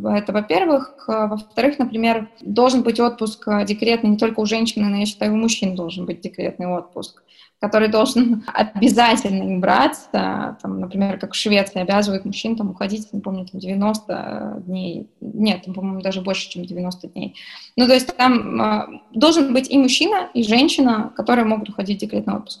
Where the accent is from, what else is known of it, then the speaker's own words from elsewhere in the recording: Kurgan Oblast, Russia; я сама из Курганской области